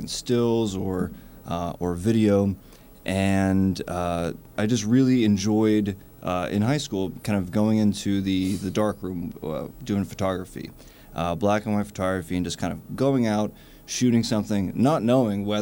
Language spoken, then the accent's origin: English; Pittsburgh, Pennsylvania, United States; moved away as an adult; now in Brooklyn, United States; I'm originally from Pittsburgh.